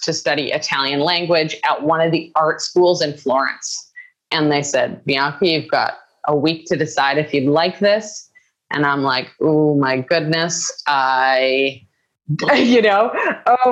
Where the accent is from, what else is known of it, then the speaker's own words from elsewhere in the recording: Vancouver Island, British Columbia, Canada; From just my childhood growing up in Canada, I grew up on Vancouver Island, which is just like a rock in the sea in Canada.